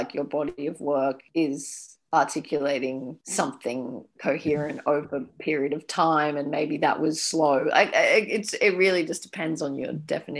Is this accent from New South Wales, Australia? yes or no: yes; New South Wales, Australia; also born or lived in Edinburgh / United Kingdom; now in Victoria, Australia; I was born in New South Wales and I was a New South Welshman for a fair amount of time.